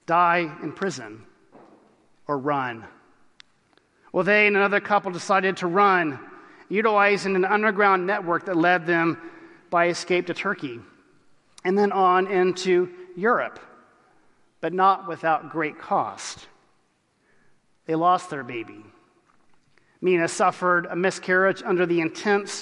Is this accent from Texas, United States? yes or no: yes; Texas, United States; I was from Texas